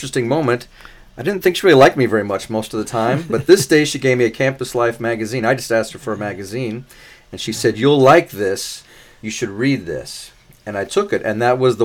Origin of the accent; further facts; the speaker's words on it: La Mirada, California, United States; I'm from Southern California in a town called La Mirada, which is really just part of the Los Angeles Metroplex area